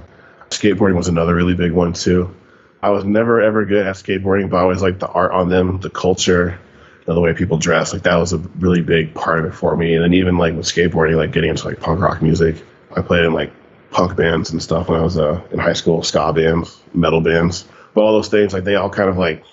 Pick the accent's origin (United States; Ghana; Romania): United States; Sunnyvale, California; I grew up in Sunnyvale, California